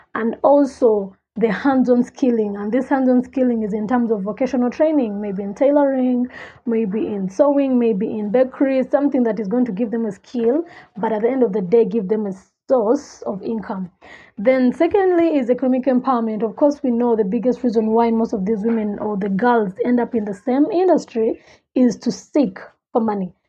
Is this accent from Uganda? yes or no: yes; Kampala, Central Region, Uganda; I grew up in Kabalagala, the biggest red light district in Uganda.